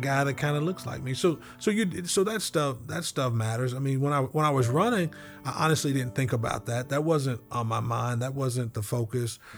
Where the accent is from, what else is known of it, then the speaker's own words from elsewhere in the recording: Lawton, Oklahoma, United States; my hometown in Lawton